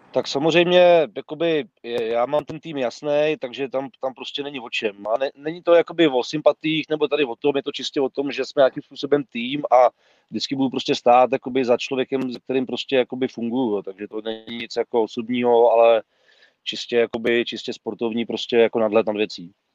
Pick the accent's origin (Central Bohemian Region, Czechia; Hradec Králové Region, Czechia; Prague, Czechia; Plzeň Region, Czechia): Prague, Czechia; jsem jakoby Pražák